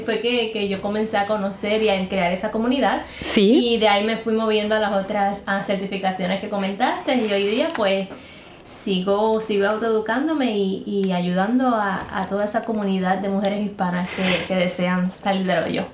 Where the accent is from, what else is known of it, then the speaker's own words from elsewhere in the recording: Puerto Rico; moved away as an adult; now in Arizona, United States; porque por eso salí de Puerto Rico